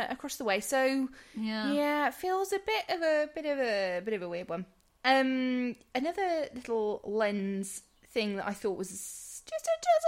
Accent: England, United Kingdom; We're English

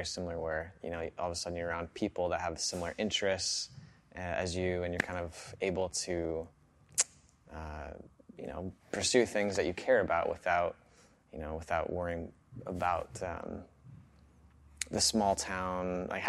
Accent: Ida Grove, Iowa, United States; So I grew up in Ida Grove, so it's around like 2,000 people. So I'm familiar with like the small town, you know, thing.

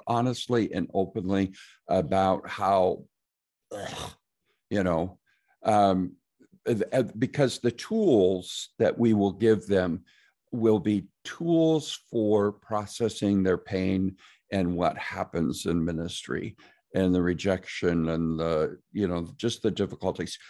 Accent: Nebraska, United States; I'm from Nebraska

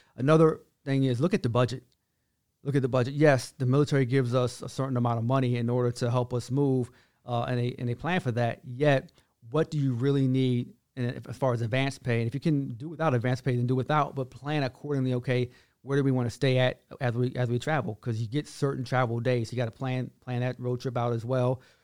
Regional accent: Washington, District of Columbia, United States; now in Fort Hood, Texas, United States; I'm from Washington, D C, which I am

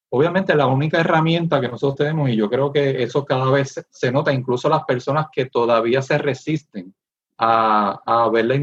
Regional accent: Puerto Rico

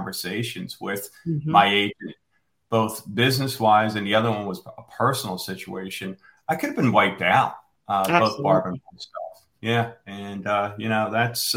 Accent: Pennsylvania, United States; moved away; I'm originally from Pennsylvania

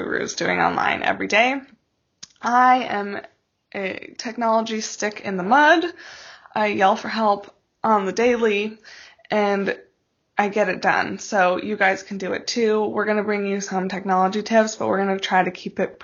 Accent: Alaska, United States; My husband and I grew up in Alaska

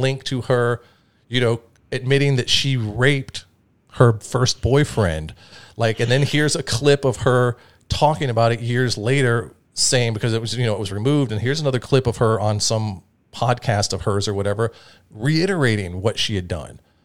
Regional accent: Atlanta, Georgia, United States; I grew up, like, in Georgia, in Atlanta, at one of, like, the hip-hop fucking meccas

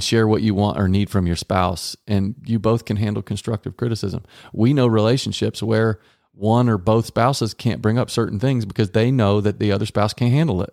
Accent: Texas, United States; Growing up in Texas

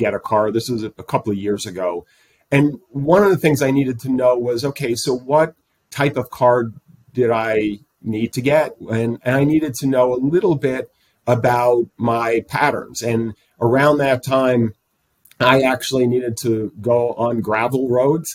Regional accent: East Coast, United States; moved away; I come from the East Coast

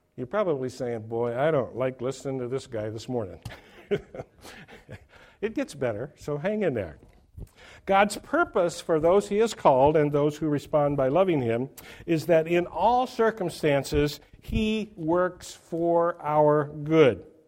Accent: Oregon, United States; my home state of Oregon

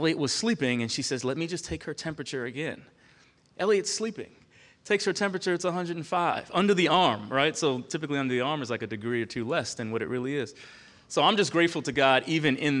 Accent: Long Island, New York, United States; moved away as an adult; now in Charlottesville, United States; Born and raised on Long Island, New York

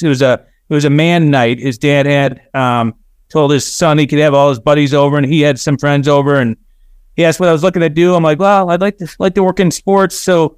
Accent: Orland Park, Illinois, United States; So I grew up in Orland Park, Illinois, which is southwest suburbs.

